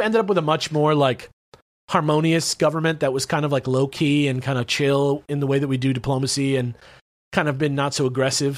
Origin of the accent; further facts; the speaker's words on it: United States; I'm American